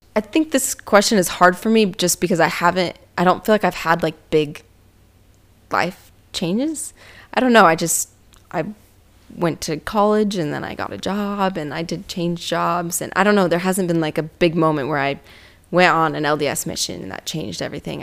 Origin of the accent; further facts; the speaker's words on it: Utah, United States; Growing up in Utah